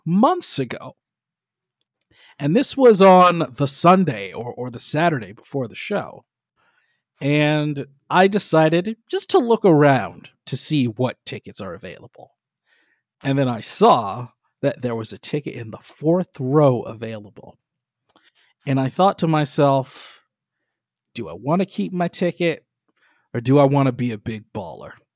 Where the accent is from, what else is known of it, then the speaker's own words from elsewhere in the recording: Detroit, Michigan, United States; my hometown of Detroit, Michigan